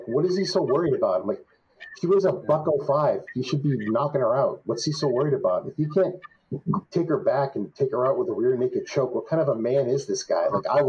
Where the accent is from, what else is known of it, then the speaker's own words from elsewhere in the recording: Lubbock, Texas, United States; I was born in Lubbock, Texas, where Texas Tech is. So it is my hometown.